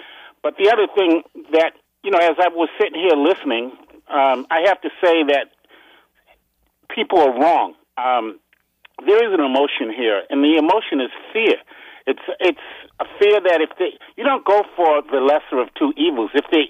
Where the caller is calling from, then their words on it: Upper Marlboro, Maryland, United States; from Upper Marlboro.